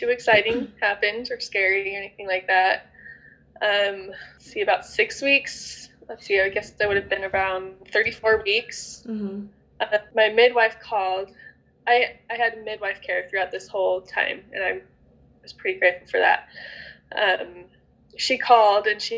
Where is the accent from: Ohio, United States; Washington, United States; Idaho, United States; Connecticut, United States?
Idaho, United States; I'm from Idaho.